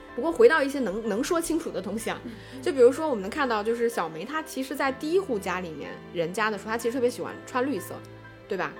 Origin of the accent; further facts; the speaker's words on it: China; 作为中国人来说